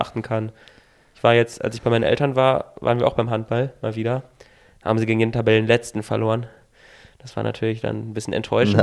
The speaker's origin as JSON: {"language": "German", "area": "near Hanover", "region": "Lower Saxony", "country": "Germany", "said": "Ich komme ja aus der Nähe von Hannover"}